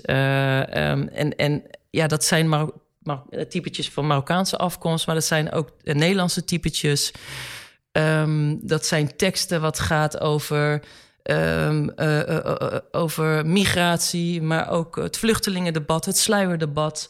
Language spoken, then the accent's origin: Dutch; Gouda, South Holland, Netherlands; now in Amsterdam, Netherlands; wij zijn eh, geboren en getogen in Gouda